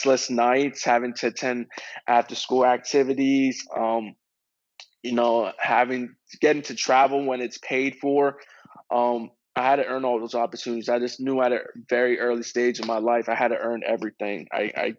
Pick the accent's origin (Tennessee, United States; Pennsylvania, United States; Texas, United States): Pennsylvania, United States; Reading; growing up in Reading, Pennsylvania as a kid